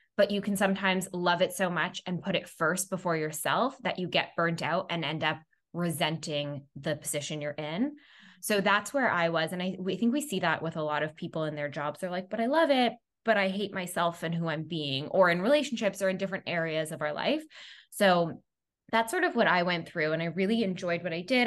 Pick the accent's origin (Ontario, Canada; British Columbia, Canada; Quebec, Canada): Quebec, Canada; Montreal; also born or lived in New York; I'm originally from Montreal, Canada